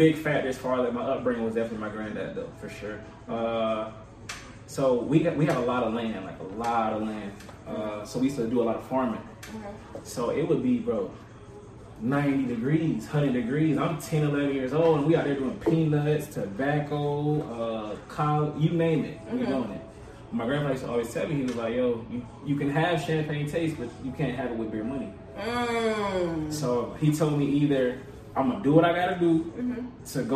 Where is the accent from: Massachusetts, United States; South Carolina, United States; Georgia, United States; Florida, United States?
South Carolina, United States; Hemingway; also born or lived in Charleston, South Carolina / North Myrtle Beach, South Carolina / Myrtle Beach, South Carolina; I grew up actually in Hemingway, South Carolina